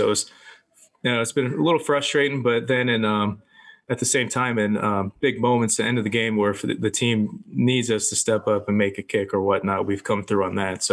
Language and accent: English; Florida, United States; moved away; I grew up in Florida